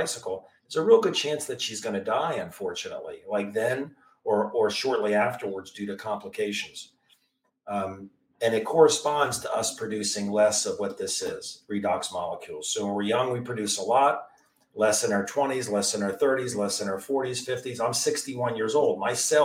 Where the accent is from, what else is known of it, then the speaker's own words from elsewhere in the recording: Maryland area, United States; I'm from the Maryland area, DC area